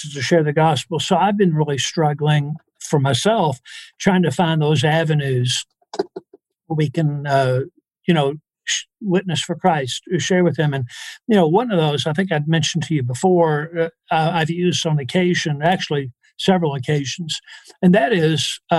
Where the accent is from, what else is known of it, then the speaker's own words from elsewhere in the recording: the South, United States; in the South, we use prayer for thinking